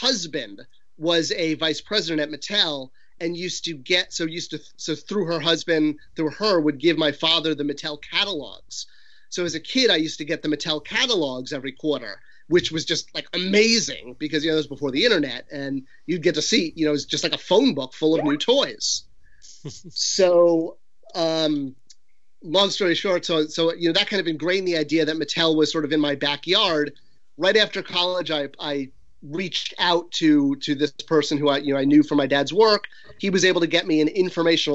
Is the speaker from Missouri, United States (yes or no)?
no; Irvine, California, United States; also born or lived in Connecticut; after Connecticut, I grew up in California, and then I was in high school in Irvine, California, Orange County